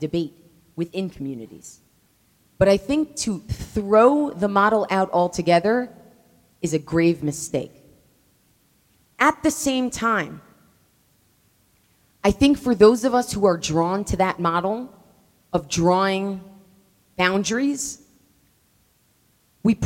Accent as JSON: {"language": "English", "country": "United States", "said": "as an American Jew"}